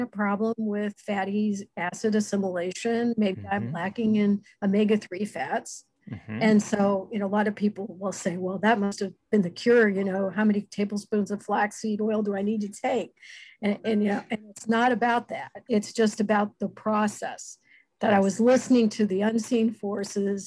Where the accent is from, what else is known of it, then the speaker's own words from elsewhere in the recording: United States; I'm from the United States